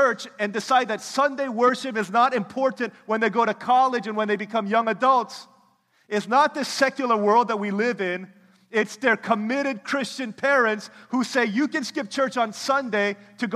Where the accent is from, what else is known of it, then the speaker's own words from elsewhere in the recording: United States; I'm from America